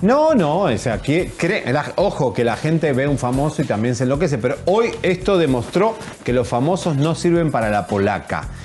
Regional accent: Argentina; now in Mexico; No me puedo presentar yo como argentino

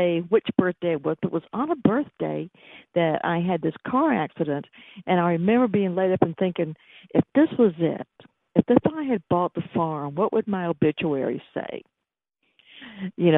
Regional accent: Atlanta, Georgia, United States; accent: Sweet Georgia accent; I was born in Atlanta

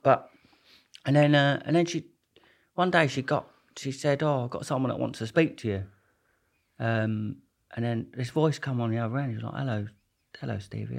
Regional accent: Maidstone, South East England, United Kingdom; also born or lived in Putney, London; now in north of England, United Kingdom; I'm from um, Kent in Maidstone

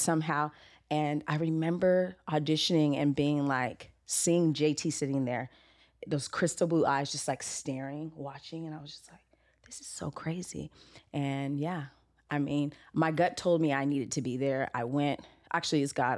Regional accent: Los Angeles, California, United States; I am from Los Angeles, California, native

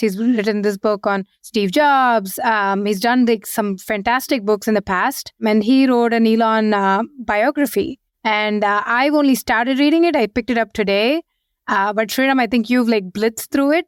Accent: India; moved away as an adult; also born or lived in Seattle, United States / San Francisco, United States; now in London, United Kingdom; we, we were born and brought up in India. We moved to the U S just as when we joined our first job

